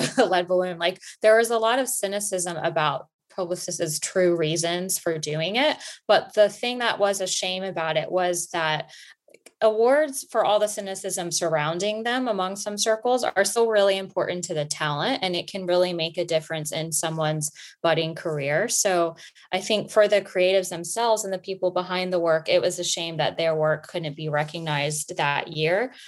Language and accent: English; Florida, United States; also born or lived in New York; now in London, United Kingdom; I am originally from Florida, but I lived in New York before I ended up in London